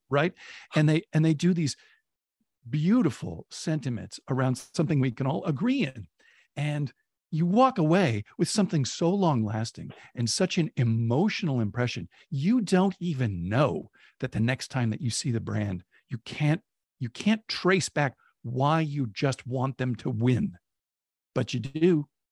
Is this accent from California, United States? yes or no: yes; Oakland, California, United States; when I was a kid, Oakland, relative to San Francisco, had a real chip on its shoulder